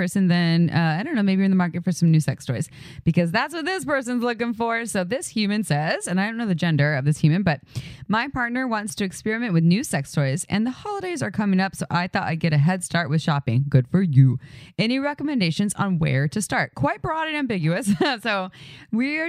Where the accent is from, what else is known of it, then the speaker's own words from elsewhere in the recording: Santa Cruz, California, United States; I grew up in Santa Cruz